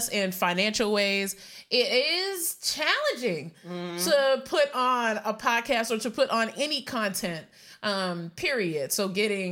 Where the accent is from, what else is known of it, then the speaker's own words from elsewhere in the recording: Puerto Rico; moved away; also born or lived in Maryland, United States; I was born in Maryland and also raised in Puerto Rico